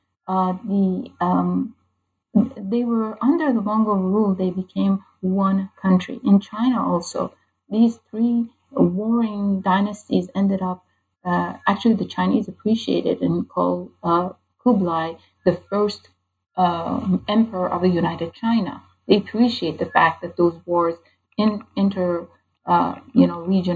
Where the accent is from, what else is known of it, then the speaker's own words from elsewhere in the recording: Iran; moved away; a person growing up in Iran